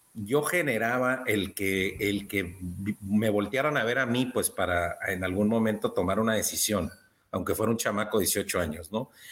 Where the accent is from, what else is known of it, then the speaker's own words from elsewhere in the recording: Baja California, Mexico; soy de Baja California, México